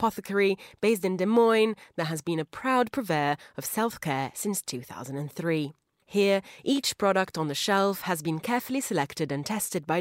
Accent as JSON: {"language": "English", "country": "Italy", "said": "Italy, my home country"}